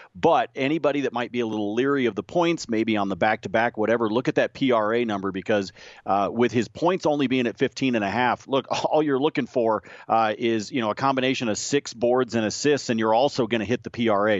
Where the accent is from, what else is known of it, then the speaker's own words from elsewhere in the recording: Corvallis, Oregon, United States; I grew up in Corvallis